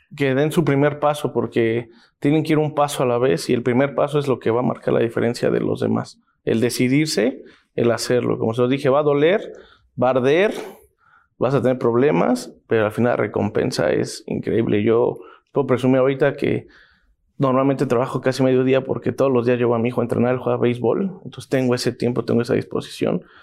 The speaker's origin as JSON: {"language": "Spanish", "region": "Mexico City", "country": "Mexico", "tie": "born or raised there", "said": "yo soy nativo aquí de la Ciudad de México"}